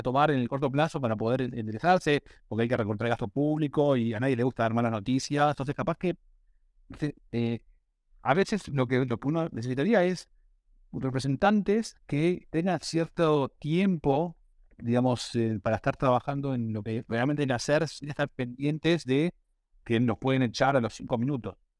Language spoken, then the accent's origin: Spanish; Argentina; somos la región de Argentina